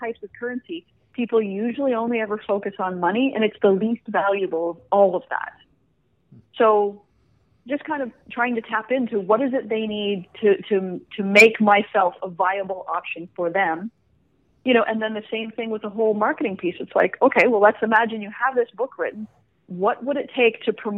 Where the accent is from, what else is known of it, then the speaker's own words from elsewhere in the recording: Canada; I'm from Canada.